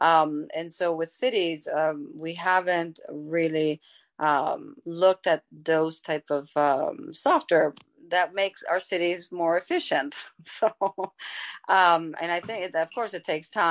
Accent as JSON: {"language": "English", "country": "United States", "said": "as American"}